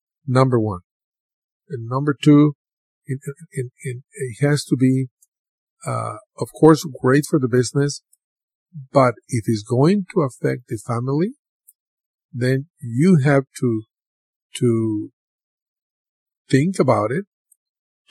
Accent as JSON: {"language": "English", "country": "Mexico", "tie": "born or raised there", "moved": "yes", "said": "growing up in Mexico"}